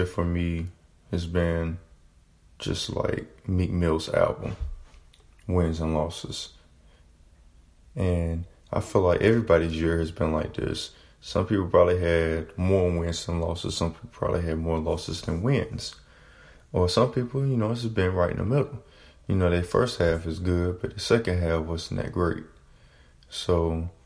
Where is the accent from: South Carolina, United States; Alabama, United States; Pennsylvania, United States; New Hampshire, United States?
South Carolina, United States; moved away as an adult; now in North Carolina, United States; I'm originally was born and raised in South Carolina. I moved to North Carolina in May of 2017